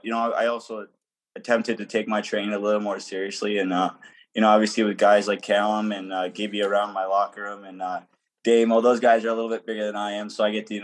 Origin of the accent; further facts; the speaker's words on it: Tonawanda, New York, United States; I'm from Tonawanda